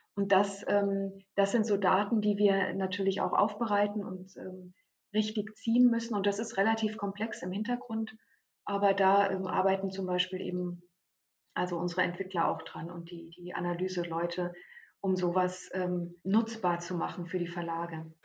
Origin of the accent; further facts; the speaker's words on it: Germany; bei uns in Deutschland